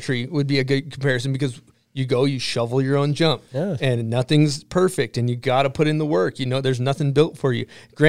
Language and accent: English; Massachusetts, United States; moved away; I grew up in Massachusetts hitting like little shitty backyard dirt jumps